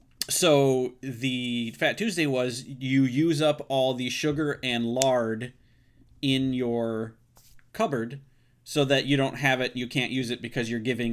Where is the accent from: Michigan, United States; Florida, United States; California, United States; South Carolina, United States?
Michigan, United States; But right, no, I grew up in Michigan.